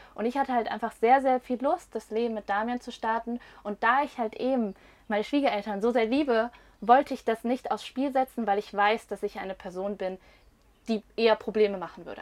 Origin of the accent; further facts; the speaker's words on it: Rhine-Main area, Germany; wir kommen tatsächlich aus dem Rhein-Main-Gebiet